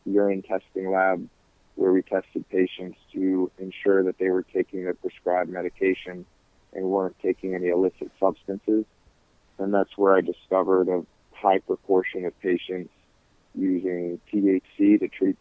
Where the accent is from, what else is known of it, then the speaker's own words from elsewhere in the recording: Michigan, United States; also born or lived in North Carolina; my home state of Michigan